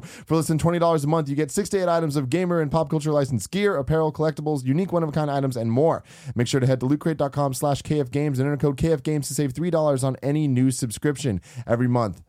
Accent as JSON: {"language": "English", "town": "San Francisco", "region": "California", "country": "United States", "tie": "born or raised there", "said": "I live in San Francisco, born and raised in San Francisco"}